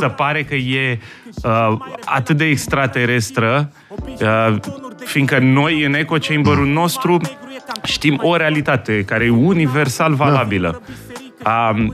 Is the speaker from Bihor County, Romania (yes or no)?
no; Bucharest, Romania; Eu am copilărit în Colentina